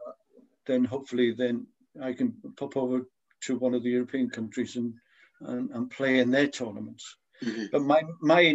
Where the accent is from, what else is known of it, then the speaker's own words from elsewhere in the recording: Wales, United Kingdom; moved away as an adult; now in Scotland, United Kingdom; I'm Welsh